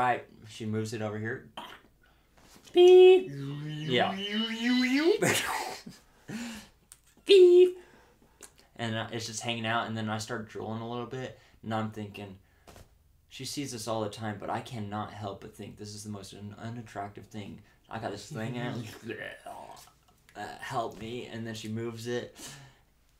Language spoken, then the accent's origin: English; Cedar City, Utah, United States; moved away as an adult; now in St. George, United States; I told her I was from Cedar. And then I moved here with my wife.